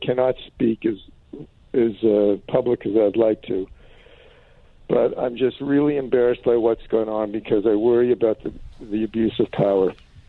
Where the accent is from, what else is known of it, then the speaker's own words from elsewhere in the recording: Canada; also born or lived in Toronto; for the first time in my life as a Canadian, I'm embarrassed by my country.